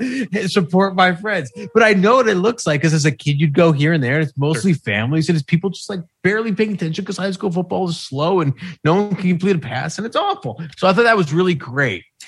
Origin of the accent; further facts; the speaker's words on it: New York, United States; I'm from New York.